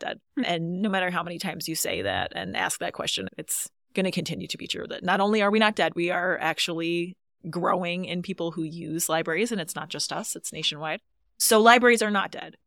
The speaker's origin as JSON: {"language": "English", "area": "Louisville area", "region": "Michigan", "country": "United States", "tie": "born or raised there", "also_born_or_lived": "Colorado", "moved": "as an adult", "said": "I grew up, not in Montauk County, but I grew up in the Louisville area"}